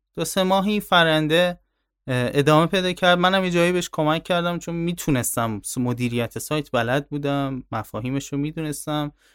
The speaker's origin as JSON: {"language": "Persian", "town": "Tehran", "region": "Tehran Province", "country": "Iran", "tie": "born or raised there", "said": "من تهران به دنیا آمدم"}